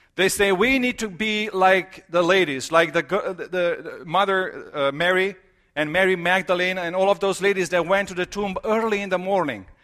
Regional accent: Romania; moved away; I am from Romania

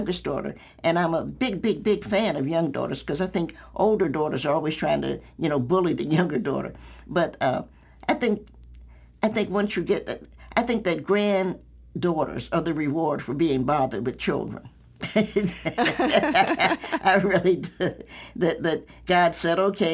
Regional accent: Knoxville, Tennessee, United States; moved away as an adult; now in Virginia, United States; I'm a Knoxvillian by birth

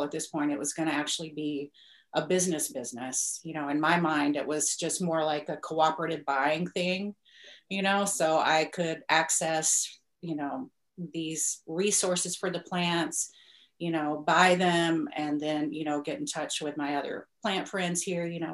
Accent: Alabama, United States; also born or lived in San Francisco; now in Humboldt County, California, United States; I'm from Alabama, but I lived in San Francisco for a while. I had to flee the Deep South.

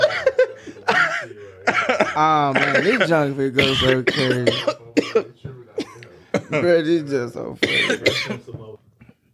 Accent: Dallas, Texas, United States; I'm from Dallas, but I grew up in the Grove

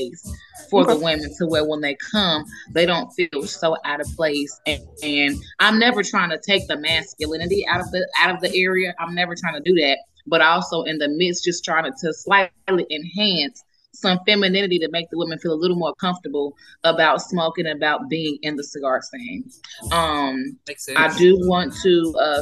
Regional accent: Chicago, Illinois, United States; moved away; I'm from Chicago

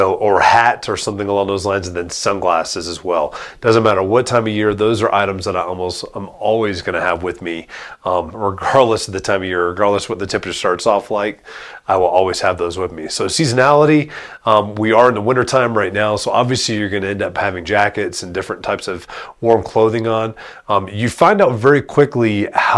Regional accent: South Florida, United States; now in Woodland Park, United States; I grew up in South Florida

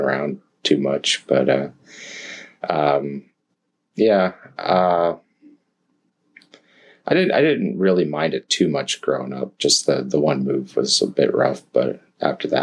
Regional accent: Palmer, Alaska, United States; I was born and raised in the MatSu Borough, born at the old Palmer Hospital

